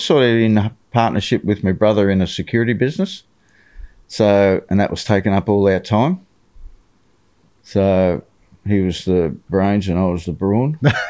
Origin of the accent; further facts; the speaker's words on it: Wollongong, New South Wales, Australia; now in Perth, Australia; Born and bred in Wollongong.